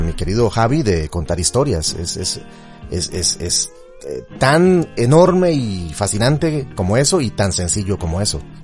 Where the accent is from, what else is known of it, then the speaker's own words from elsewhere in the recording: Costa Rica; also born or lived in Chile; en Costa Rica es donde tenemos un acento